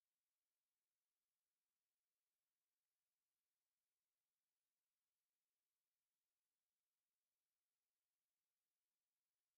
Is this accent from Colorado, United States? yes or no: yes; Denver, Colorado, United States; I grew up in South Denver, which is the hood here